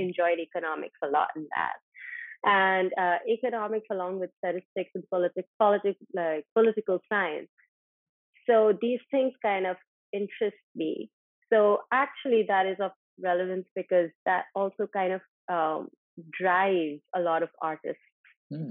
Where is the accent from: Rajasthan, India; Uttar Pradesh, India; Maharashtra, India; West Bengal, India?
Rajasthan, India; Ajmer; I am actually from Rajasthan, from Ajmer, a small town in Rajasthan, and uh, growing up, both my parents were always working. So I actually kind of grew up with my grandparents